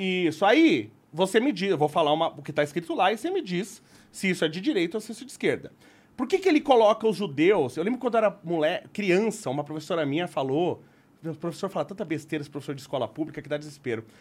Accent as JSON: {"language": "Portuguese", "country": "Brazil", "tie": "born or raised there", "said": "me padre, italiano, sou nato qua"}